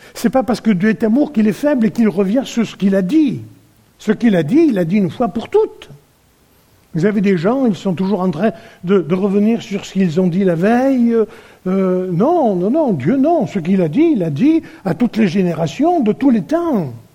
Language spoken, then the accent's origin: French; France; nous sommes français